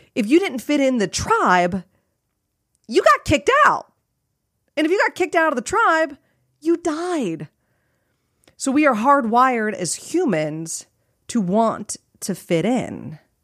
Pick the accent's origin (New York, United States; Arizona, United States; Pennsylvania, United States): Arizona, United States; Phoenix area; I live in a beige track home